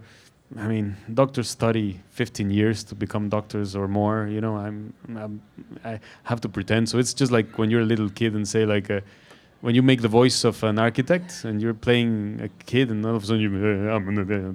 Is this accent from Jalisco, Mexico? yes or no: yes; Guadalajara, Jalisco, Mexico; From Guadalajara. I'm from Guadalajara